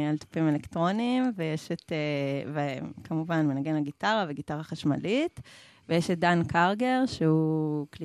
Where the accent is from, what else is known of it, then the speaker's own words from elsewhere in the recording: Jerusalem, Jerusalem District, Israel; אני מירושלים.